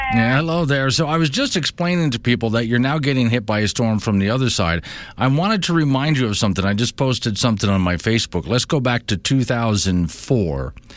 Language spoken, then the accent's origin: English; Sanibel, Florida, United States; now in Wyoming, United States; That's where I'm from, it's where I grew up